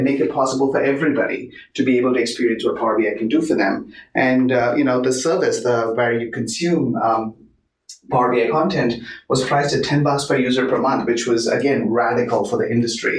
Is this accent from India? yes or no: yes; Chennai, Tamil Nadu, India; moved away as an adult; also born or lived in Bay Area, United States / Seattle, United States; now in Bellevue, United States; I grew up in India, moved to the US about in 1995.